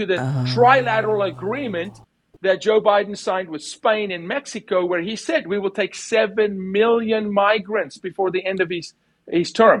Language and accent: English; South Africa; moved away; I'm from South Africa. I lived through apartheid. I served in the military